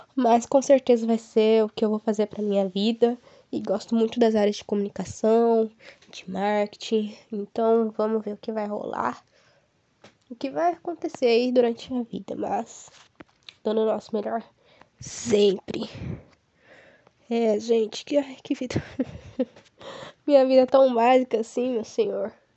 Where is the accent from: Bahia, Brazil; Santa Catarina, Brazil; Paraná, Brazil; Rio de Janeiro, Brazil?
Paraná, Brazil; Ivaiporã; eu nasci e moro atualmente em Vaiporã